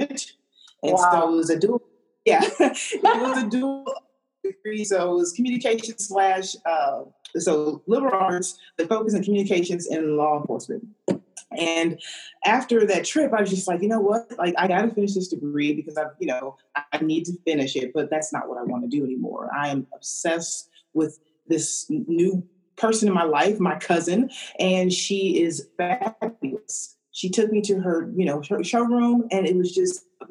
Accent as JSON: {"language": "English", "town": "St. Louis", "region": "Missouri", "country": "United States", "also_born_or_lived": "Sacramento", "moved": "as an adult", "said": "I'm originally from St. Louis, Missouri"}